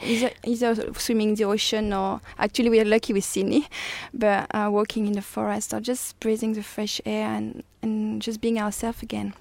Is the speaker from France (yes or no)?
yes; France; English is a second language; moved away as an adult; now in Australia; I'm from France